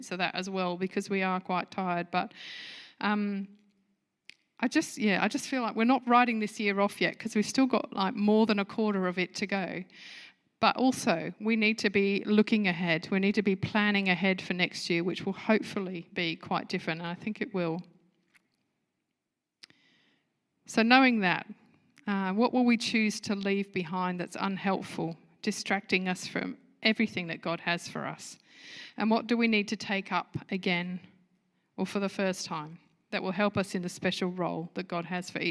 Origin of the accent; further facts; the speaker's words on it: United Kingdom; moved away; I'm a Brit at heart